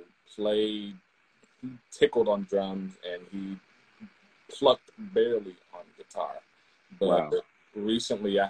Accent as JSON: {"language": "English", "town": "Tacoma", "region": "Washington", "country": "United States", "tie": "born or raised there", "said": "I'm born and raised in Tacoma, Washington"}